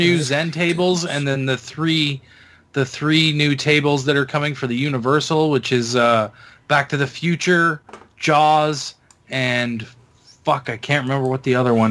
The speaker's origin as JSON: {"language": "English", "country": "Canada", "said": "I'm a Canadian"}